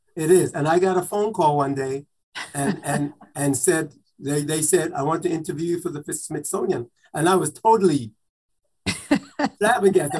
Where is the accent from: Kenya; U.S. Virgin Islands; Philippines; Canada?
U.S. Virgin Islands; moved away; also born or lived in New York; I am from St. Thomas Virgin Islands. So as a kid growing up, my mother had a black and white television in the living room